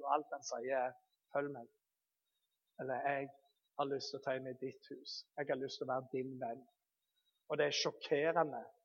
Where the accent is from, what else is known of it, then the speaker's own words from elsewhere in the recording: Bergen, Vestland, Norway; Jeg er født i Bergen